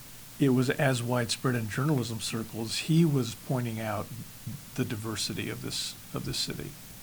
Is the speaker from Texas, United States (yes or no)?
yes; Texas, United States; now in Southern California, United States; But I grew up in Texas, and after I moved here